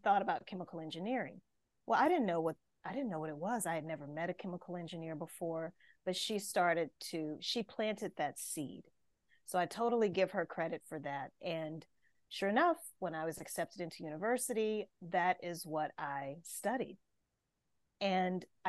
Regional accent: Louisiana, United States; I'm from the States, so I grew up in the state of Louisiana

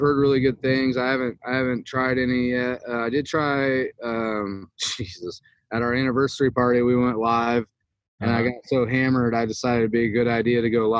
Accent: Michigan, United States; Growing up in Michigan

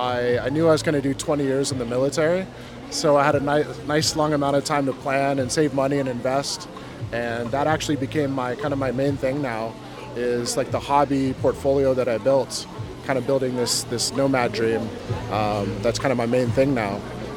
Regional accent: Alaska, United States; born there; also born or lived in Hawaii; I was born in Alaska, USA, and I lived in Hawaii before I went nomadic.

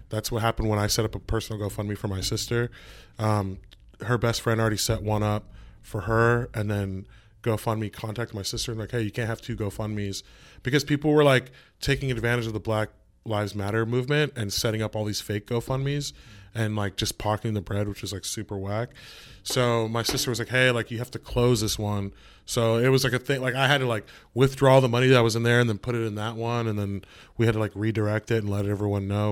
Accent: California, United States; now in New York City, United States; I'm from California

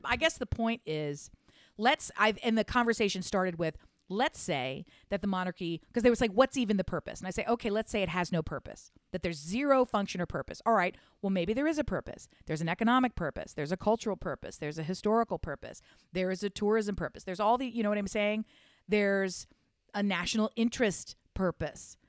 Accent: United States; I'm an American

